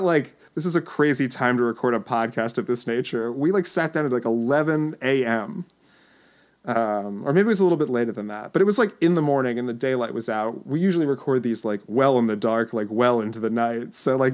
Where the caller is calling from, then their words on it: Lawrenceville, New Jersey, United States; I'm happy to report that I'm recording here from Lawrenceville, New Jersey on this Mother's Day 2016